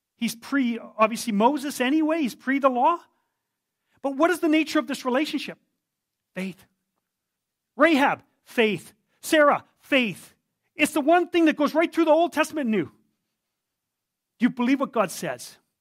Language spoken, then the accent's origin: English; Yukon, Canada; I come from the Yukon. I was born there.